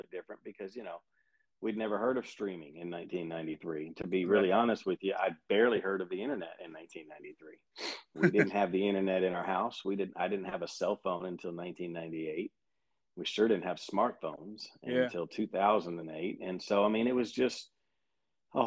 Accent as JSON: {"language": "English", "region": "Kentucky", "country": "United States", "moved": "yes", "lives_now": "Alabama, United States", "said": "I'm from Kentucky"}